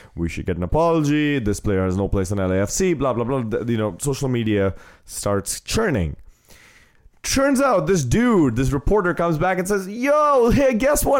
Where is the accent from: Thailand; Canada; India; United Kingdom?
India; now in United States; I've technically stopped being an Indian citizen the second I took the oath to be a U S citizen